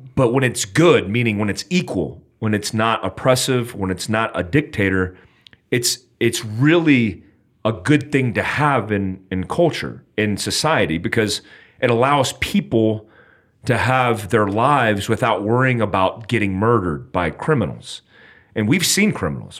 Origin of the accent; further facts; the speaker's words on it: United States; I'm an American, I'm in America